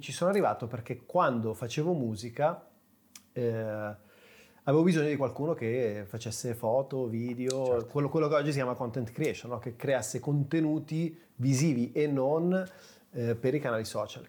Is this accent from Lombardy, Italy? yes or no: yes; Sesto San Giovanni, Lombardy, Italy; nasco, attenzione, nella periferia di Milano, Sesto San Giovanni